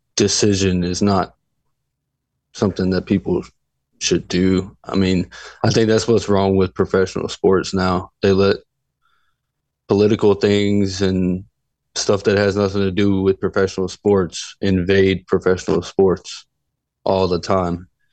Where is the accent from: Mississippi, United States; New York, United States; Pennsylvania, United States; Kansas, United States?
Pennsylvania, United States; Philadelphia; my hometown, Philadelphia